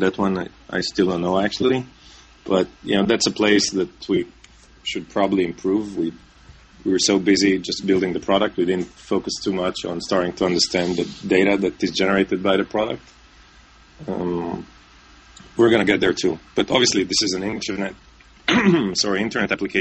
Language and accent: English; Israel; moved away as an adult; now in New York, United States; I'm originally from Israel and I live now in New York